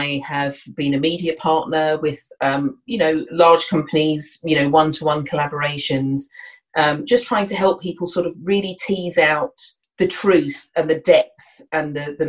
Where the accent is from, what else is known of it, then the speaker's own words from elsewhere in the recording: Kent, South East England, United Kingdom; now in London, United Kingdom; I'm originally from Southeast England, from Kent